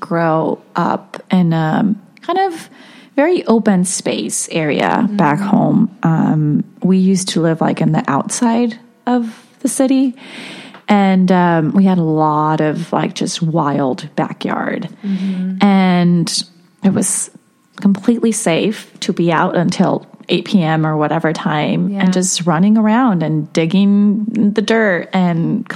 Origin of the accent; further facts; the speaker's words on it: Mexico; moved away; I grew up in Mexico, and the culture in schools, it's changed now, but back then, it really wasn't as it is here